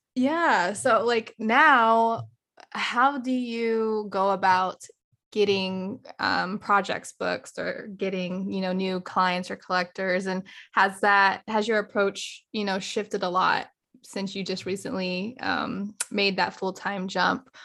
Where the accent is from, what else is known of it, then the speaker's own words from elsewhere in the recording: Virginia, United States; also born or lived in San Diego; now in Houston, United States; I'm actually originally from Virginia